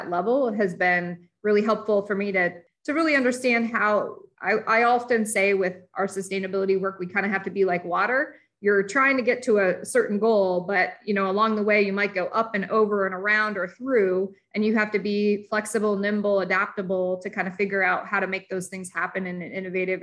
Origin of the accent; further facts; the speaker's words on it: Indiana, United States; also born or lived in Detroit area, Michigan; I'm from Detroit area, but I grew up in Indiana.